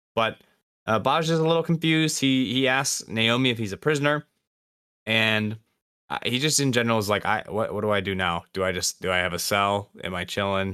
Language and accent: English; Michigan, United States; accent: Midwestern; we, me, we're from Michigan, if that wasn't clear, in the United States